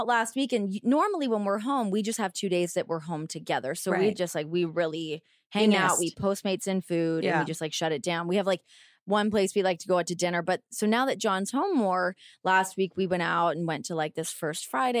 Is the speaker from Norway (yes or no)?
no; Canada; moved away as an adult; now in United States; When I lived in New York, the first year I moved there, when I came from Canada and I got like my tax bill